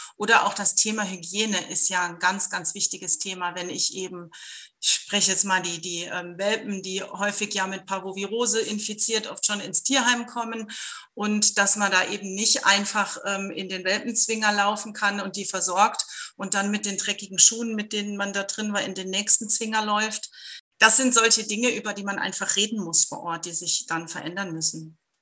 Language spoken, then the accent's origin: German; Germany; wir als Deutsche